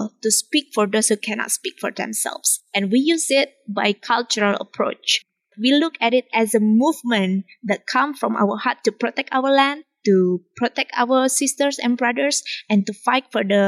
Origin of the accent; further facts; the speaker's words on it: Central Kalimantan, Indonesia; I'm coming from Kalimantan and I was born in Central Kalimantan, and I'm an indigenous Dayak woman.